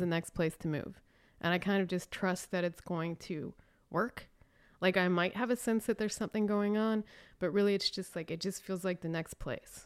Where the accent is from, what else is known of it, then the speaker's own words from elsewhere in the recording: Raleigh, North Carolina, United States; moved away; also born or lived in Chicago; I am from Raleigh, North Carolina